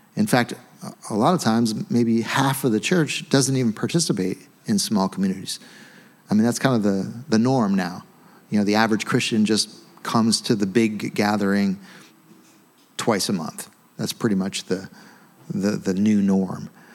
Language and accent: English; United States; we're American